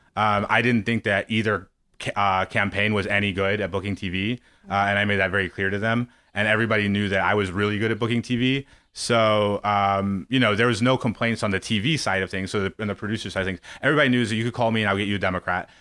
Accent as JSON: {"language": "English", "region": "Missouri", "country": "United States", "tie": "born or raised there", "said": "I grew up in Missouri"}